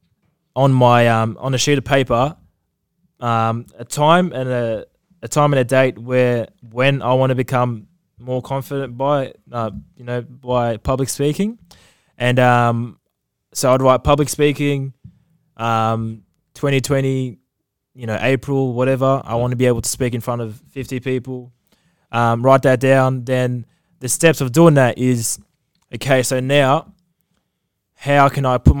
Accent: Australia; I'm from Australia

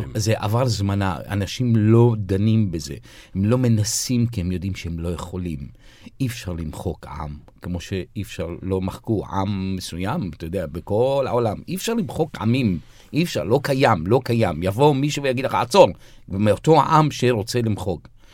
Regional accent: Haifa, Haifa District, Israel; now in Jaffa, Israel; אני זוכר פעם אחת ציירתי דגל פלסטין על המרפסת אצלנו בחיפה, וגדלנו בוואדי ניסנס

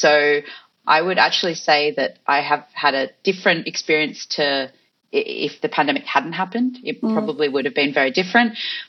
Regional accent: Australia; also born or lived in Fiji; So I spent a lot of time in Fiji and obviously in Australia, if you can hear my accent, and in other countries around the world as well.

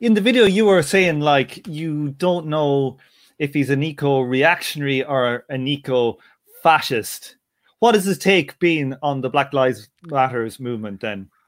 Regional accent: Ireland; being an Irish person

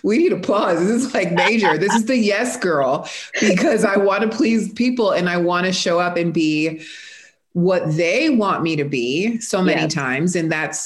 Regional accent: South Florida, United States; moved away as an adult; now in Texas, United States; I am originally from South Florida. I have been in Texas for 4 years

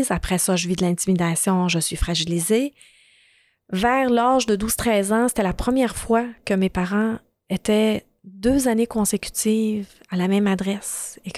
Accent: Lebanon; born there; Donc, je suis née au Liban.

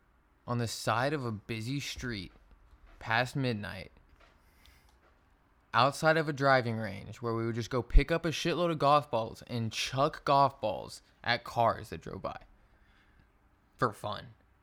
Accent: Texas, United States; I'm from Texas, man. Like. OG Texas native.

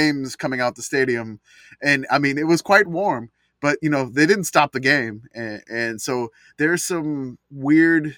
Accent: Louisiana, United States; I'm from Louisiana

